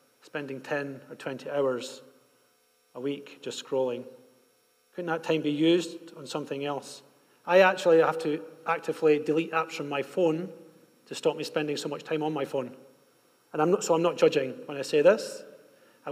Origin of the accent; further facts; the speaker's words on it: Scotland, United Kingdom; now in Bogotá, Colombia; When we were growing up in Scotland